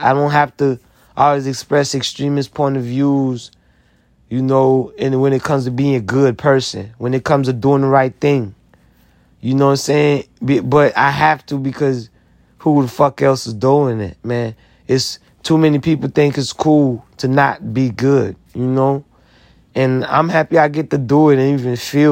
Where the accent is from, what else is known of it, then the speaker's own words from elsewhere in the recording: United States; I'm American. I sacrificed a lot to be American.